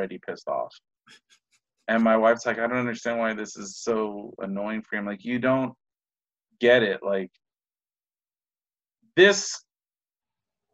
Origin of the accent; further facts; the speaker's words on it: United States; I'm American. I was born, you know, and raised in America.